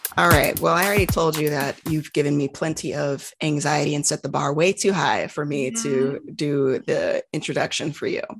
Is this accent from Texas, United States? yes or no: yes; Texas, United States; growing up in Texas, we used mm. to go to like these Juneteenth parades